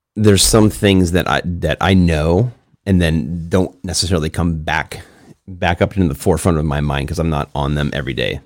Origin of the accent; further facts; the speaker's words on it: Chicago, Illinois, United States; now in San Diego, United States; I grew up in the suburbs of Chicago